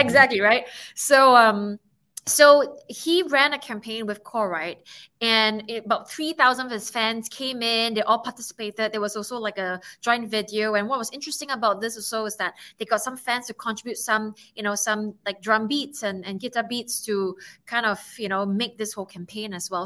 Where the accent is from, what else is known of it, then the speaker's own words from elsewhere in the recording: Singapore; I'm from Singapore